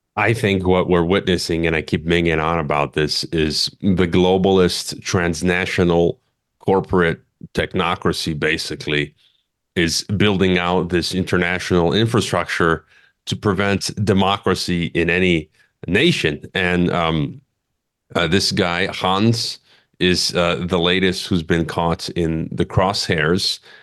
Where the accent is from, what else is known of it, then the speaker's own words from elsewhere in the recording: Chicago, Illinois, United States; now in Mexico; my hometown, Chicago